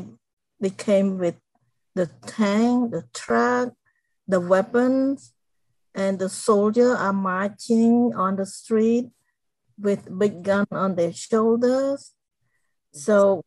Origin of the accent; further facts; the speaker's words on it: Cambodia; English is a second language; moved away; I grew up in a small village in Cambodia